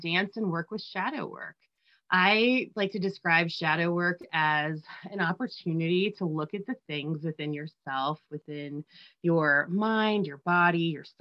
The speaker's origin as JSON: {"language": "English", "region": "New Jersey", "country": "United States", "said": "I'm from Jersey and raised by Steelers"}